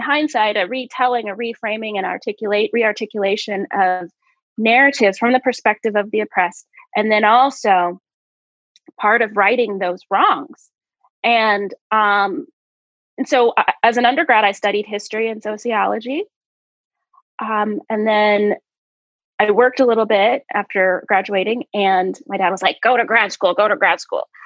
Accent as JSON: {"language": "English", "region": "Oklahoma", "country": "United States", "tie": "born or raised there", "said": "I grew up in Oklahoma"}